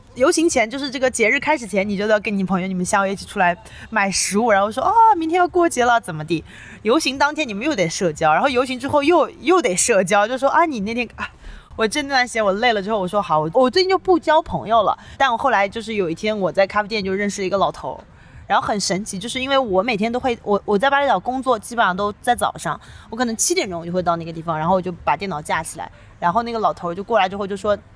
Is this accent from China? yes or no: yes; China; first language Chinese; 我是中国人